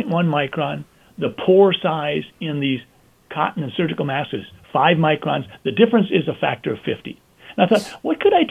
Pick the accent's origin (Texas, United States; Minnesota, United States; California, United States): Minnesota, United States; Sleepy Eye; I'm a guy from Sleepy Eye who's been practicing medicine for 35 years